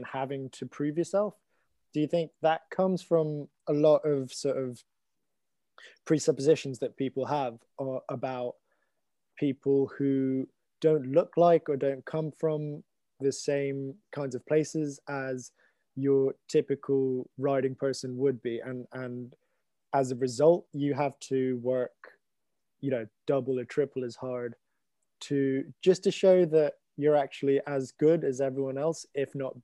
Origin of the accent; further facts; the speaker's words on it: Hong Kong; moved away as an adult; also born or lived in London; I grew up in Hong Kong